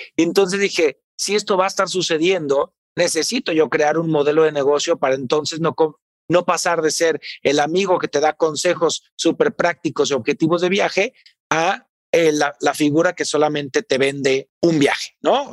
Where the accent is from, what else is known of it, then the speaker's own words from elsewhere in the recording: Tepatitlán, Jalisco, Mexico; mi pueblo, que es Tepatitlán, Jalisco